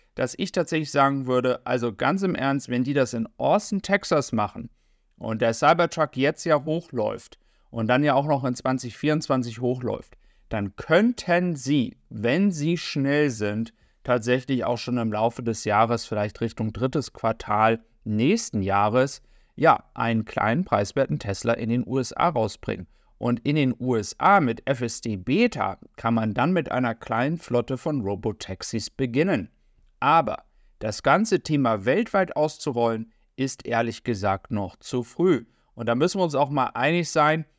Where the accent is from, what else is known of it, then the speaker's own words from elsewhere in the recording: Germany; für uns als Deutsche jetzt hier in Europa